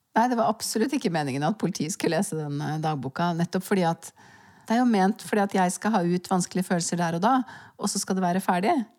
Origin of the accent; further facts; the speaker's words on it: Norway; jeg kan egentlig ikke huske noe øyeblikk av lykke og harmoni fra barndommen i Svaleveien.